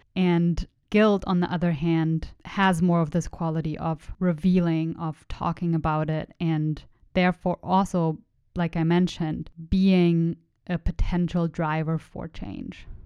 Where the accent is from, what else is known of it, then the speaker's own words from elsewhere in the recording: Germany; first language German; English is a second language; moved away; I was born in Germany. I was raised in Germany